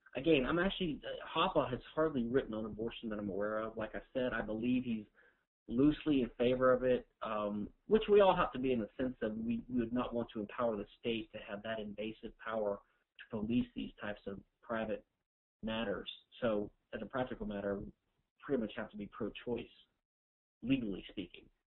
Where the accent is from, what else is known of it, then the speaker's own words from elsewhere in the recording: Louisiana, United States; I'm from Louisiana, which is a civil law jurisdiction